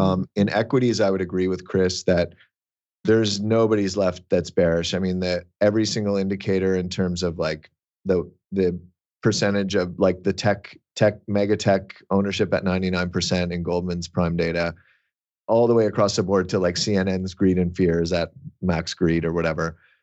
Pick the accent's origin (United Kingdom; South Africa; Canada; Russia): Canada; I'm Canadian